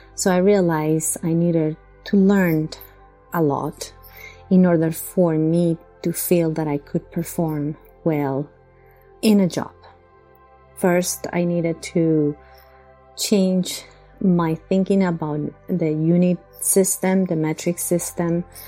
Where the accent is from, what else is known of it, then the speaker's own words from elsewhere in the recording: Bogotá, Colombia; moved away as an adult; now in Long Island, United States; I come from Bogota, Colombia